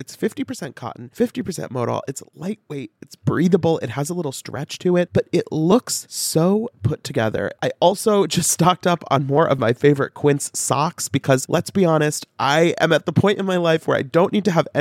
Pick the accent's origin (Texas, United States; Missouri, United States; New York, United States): Missouri, United States; St. Louis; moved away; I'm from St. Louis.